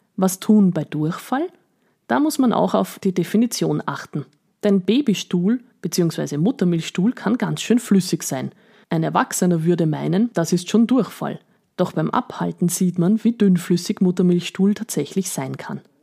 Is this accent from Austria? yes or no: yes; Eastern Austria, Austria; bei uns in Österreich